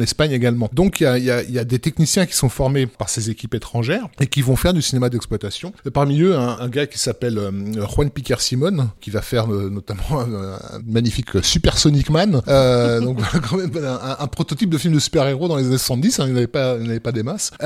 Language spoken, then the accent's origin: French; France; chez nous en France.